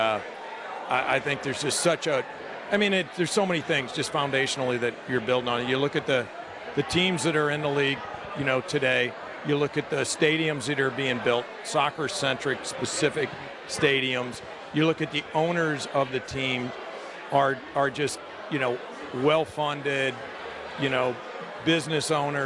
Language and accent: English; St. Louis, Missouri, United States; both of us growing up in St. Louis